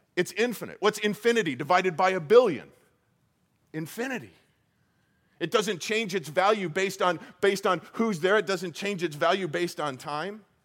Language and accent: English; Colorado, United States; moved away as an adult; also born or lived in Iowa; now in Arizona, United States; I, I grew up in Colorado and I spent probably 25 years of my life in Colorado